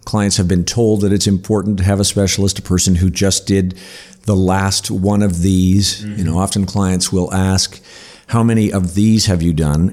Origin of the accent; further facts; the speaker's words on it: North Bay, Ontario, Canada; I grew up in North Bay